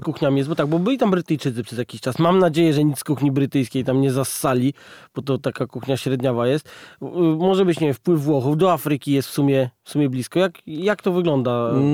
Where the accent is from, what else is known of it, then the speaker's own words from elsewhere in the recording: Poland; u nas na Wawelu